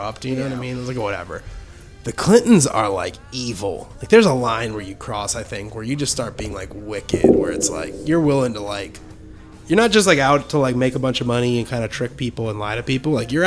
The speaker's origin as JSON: {"language": "English", "region": "Illinois", "country": "United States", "said": "I'm from Illinois"}